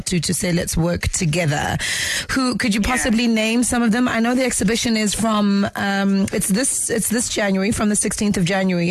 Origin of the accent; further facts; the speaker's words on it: South Africa; our identity as South African people